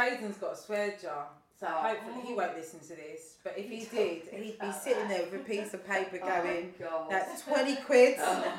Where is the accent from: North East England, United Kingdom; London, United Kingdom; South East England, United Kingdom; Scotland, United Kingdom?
London, United Kingdom; I was brought up in South East London